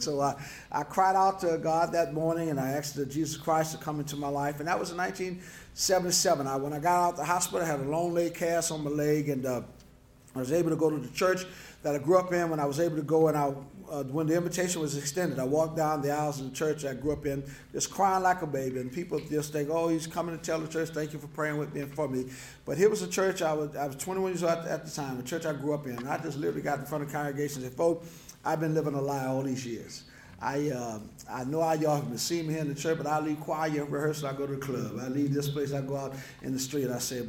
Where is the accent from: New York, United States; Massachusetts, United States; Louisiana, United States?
Louisiana, United States; New Orleans; I'm born and raised in New Orleans, as David said. I've been there all my life.